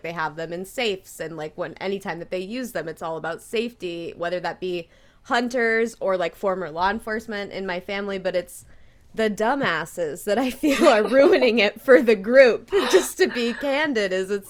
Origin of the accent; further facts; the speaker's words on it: Nevada, United States; I grew up in Nevada. They're an open carry state.